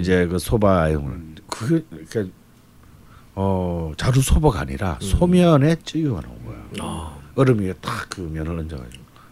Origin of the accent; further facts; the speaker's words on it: Busan, South Korea; 근데 저는 이제 부산 사람이기 때문에